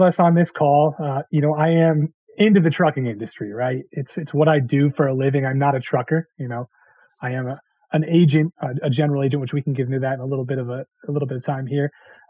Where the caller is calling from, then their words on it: Connecticut, United States; I'm on the East Coast over in Connecticut.